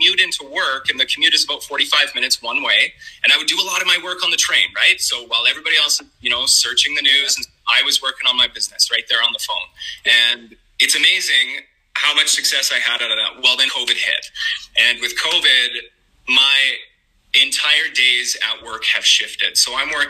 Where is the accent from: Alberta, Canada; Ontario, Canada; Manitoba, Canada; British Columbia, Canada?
Alberta, Canada; Calgary; I'm from Calgary, Canada